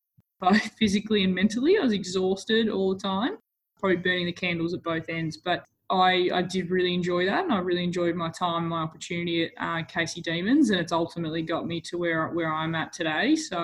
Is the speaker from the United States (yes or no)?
no; Sale, Victoria, Australia; moved away as an adult; now in Melbourne, Australia; I am from Gippsland, from the country, a small town called Sale, and I moved down to Melbourne early last year to pursue my dream of playing AFLW football